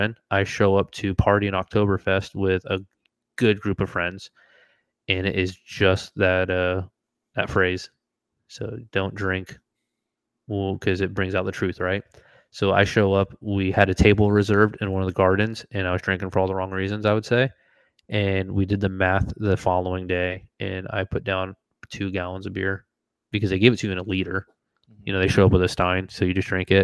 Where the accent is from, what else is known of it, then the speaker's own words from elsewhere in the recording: Florida, United States; moved away; also born or lived in Washington; I'm from Florida, where I grew up bass fishing